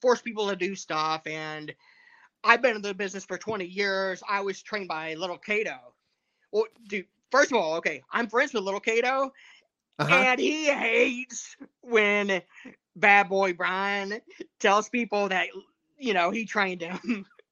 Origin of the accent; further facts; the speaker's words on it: Georgia, United States; moved away as an adult; now in Tennessee, United States; I'm from Georgia. And like when I was in high school, there's still people wearing these Dixie Outfitter shirts